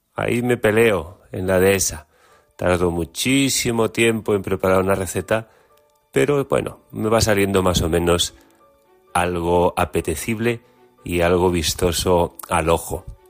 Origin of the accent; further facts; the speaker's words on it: Galicia, Spain; Como gallego, pues tengo que hacer siempre pues una llamada y una publicidad también de nuestra gastronomía